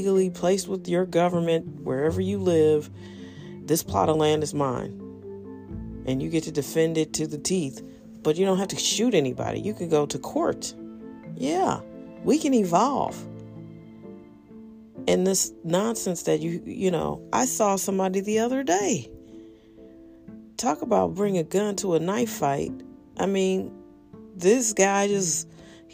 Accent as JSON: {"language": "English", "town": "St. Louis", "region": "Missouri", "country": "United States", "said": "I'm from St. Louis. I live here"}